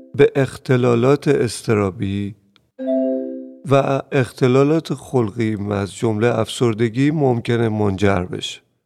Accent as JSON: {"language": "Persian", "country": "Iran", "said": "حتی خود من در جنگ به دنیا اومدم"}